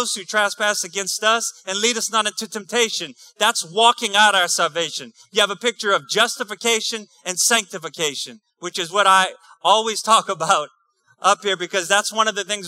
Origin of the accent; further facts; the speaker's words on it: New Iberia, Louisiana, United States; I'm from New Iberia, too